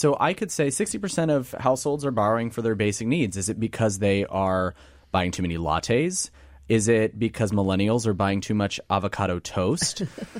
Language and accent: English; Kansas, United States; now in Philadelphia, United States; I'm from Kansas, and you can drive from Lawrence, Kansas, where my family lives